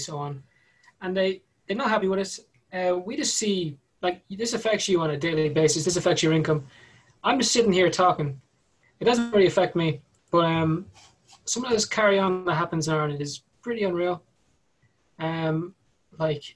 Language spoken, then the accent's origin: English; Ireland; we're from the Republic of Ireland